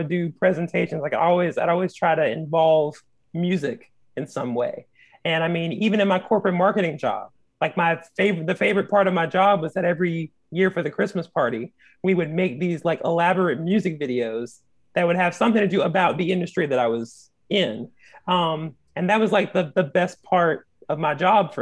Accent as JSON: {"language": "English", "town": "Sumter", "region": "South Carolina", "country": "United States", "tie": "born or raised there", "also_born_or_lived": "Orangeburg, South Carolina", "moved": "as an adult", "lives_now": "Greensboro, United States", "said": "I'm from Sumter, South Carolina originally"}